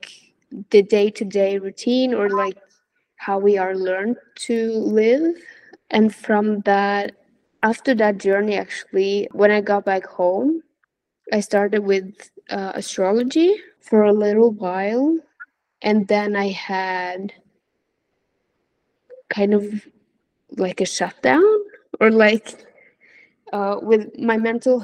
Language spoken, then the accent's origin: English; Norway; moved away as an adult; living in my hometown, which is in Norway.